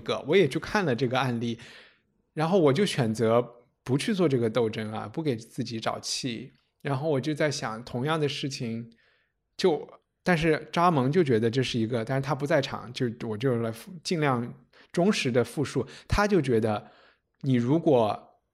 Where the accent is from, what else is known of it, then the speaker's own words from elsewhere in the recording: Chengdu, Sichuan, China; now in London, United Kingdom; 我在成都长大